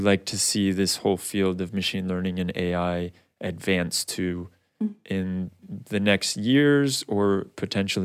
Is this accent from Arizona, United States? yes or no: yes; Arizona, United States; I grew up in Arizona